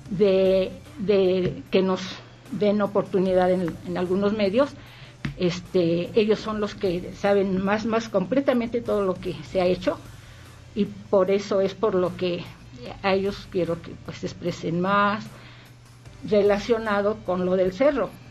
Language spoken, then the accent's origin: Spanish; San Pedro Zacatenco, Mexico City, Mexico; Igual saludo a, a mi pueblo San Pedro Zacatenco tan querido.